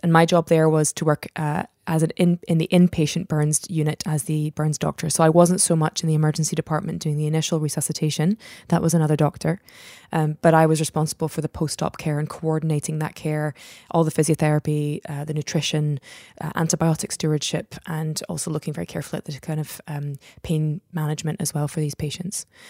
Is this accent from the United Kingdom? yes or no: yes; Scotland, United Kingdom; also born or lived in United States / Netherlands; I was born in the States. My mom's from Belgium. We lived in the Netherlands until I was about eight or so, and then we came over here. So we've been in Scotland for the best, most part of my life